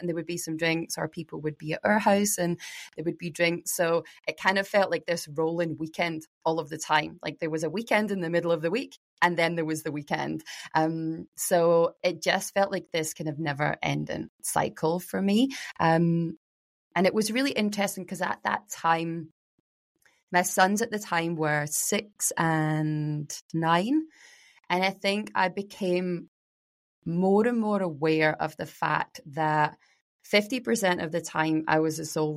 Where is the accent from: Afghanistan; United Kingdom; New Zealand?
United Kingdom; Glasgow, Scotland; moved away as an adult; now in Mornington Peninsula, Australia; I grew up in Glasgow with a, you know, Irish Scottish family